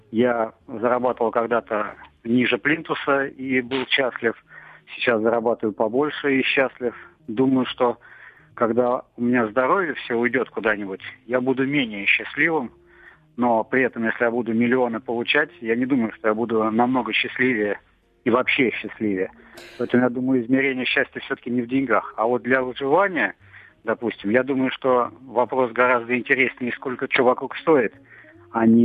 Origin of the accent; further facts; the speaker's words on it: Tver, Tver Oblast, Russia; В Твери. Ага. А... На родине, другими словами. Просто на родине.